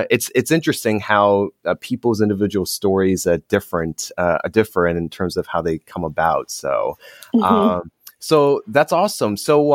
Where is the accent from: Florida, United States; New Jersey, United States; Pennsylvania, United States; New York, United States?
New Jersey, United States; Morristown; born there; So I was born in Morristown, and then my family moved to Eatontown, and then Morganville, and then eventually Marlborough.